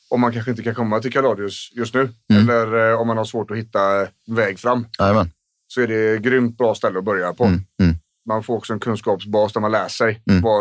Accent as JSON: {"language": "Swedish", "region": "Småland", "country": "Sweden", "said": "Förutom att jag är smålänning."}